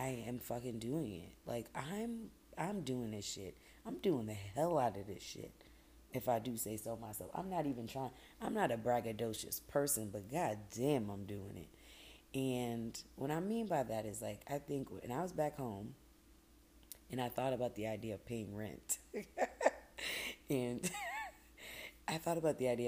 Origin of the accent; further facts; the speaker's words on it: Boston, Massachusetts, United States; moved away as an adult; That was my hometown. I love Boston